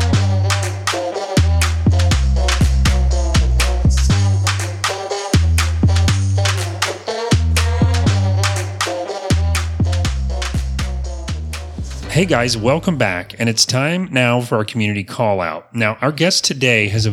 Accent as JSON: {"language": "English", "town": "Apopka", "region": "Florida", "country": "United States", "tie": "born or raised there", "said": "I was born in Apopka as well, way back in the dark ages"}